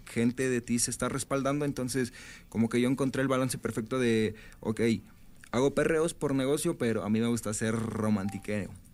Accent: Valle de Chalco, State of Mexico, Mexico; Valle de Chalco, es en el oriente del Estado de México

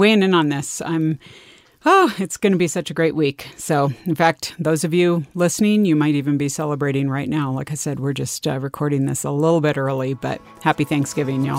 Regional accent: California, United States; my experience growing up in California

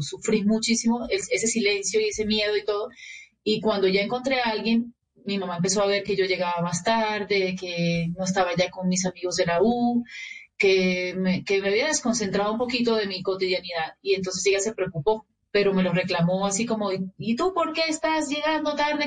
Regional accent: Barranquilla, Atlántico, Colombia; yo de mi tierra no voy a hablar mal jamás, pero los barranquilleros nos damos esos permisos

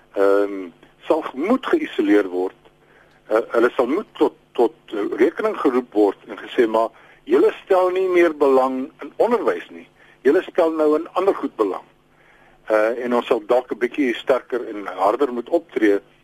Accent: Free State, South Africa; my tuisprovinsie waar ek gebore is in die Vrystaat

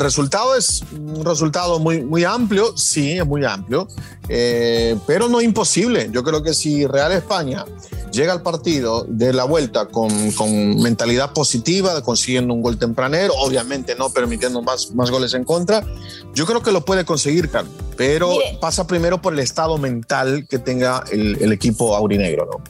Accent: El Salvador; en mi país, en El Salvador

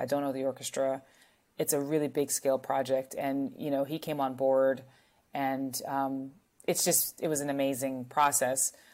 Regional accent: North Carolina, United States; I was from North Carolina. I am from North Carolina

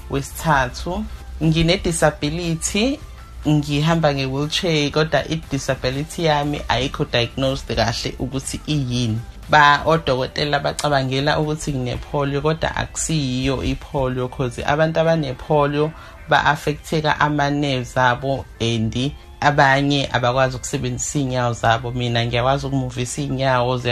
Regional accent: Umzimkhulu, KwaZulu-Natal, South Africa; now in Bonela, South Africa; ngikhulele endaweni ekuthiwa isemvubukazi ngikhuliswa ugogwami ngihlala eBonela

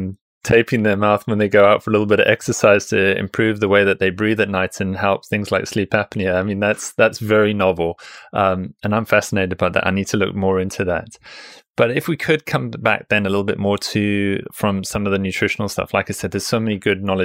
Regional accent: South Africa; moved away; I come from South Africa originally

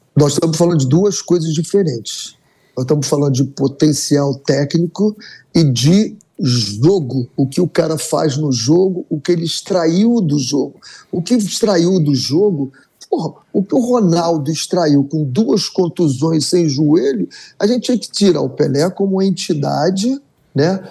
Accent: Brazil; nós somos brasileiros

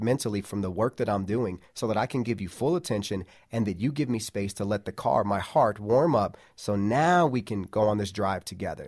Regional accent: Midwest, United States; we grew up in the Midwest.

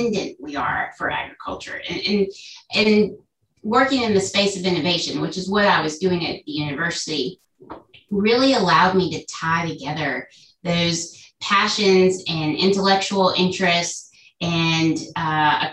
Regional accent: Cary, North Carolina, United States; I was born and raised in Cary, North Carolina

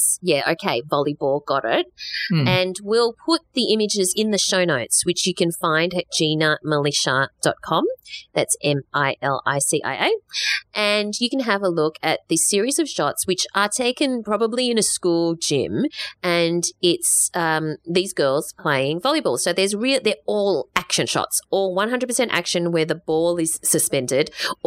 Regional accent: Australia; we're pretty Aussie

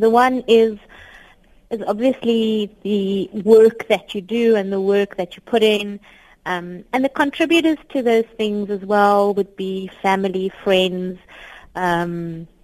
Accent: Cape Town, Western Cape, South Africa; I grew up on the Cape Flats in Cape Town

